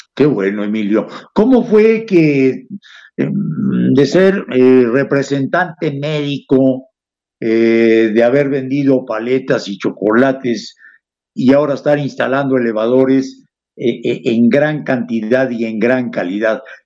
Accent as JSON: {"language": "Spanish", "region": "Puebla", "country": "Mexico", "tie": "born or raised there", "said": "los poblanos somos mejores que muchos otros"}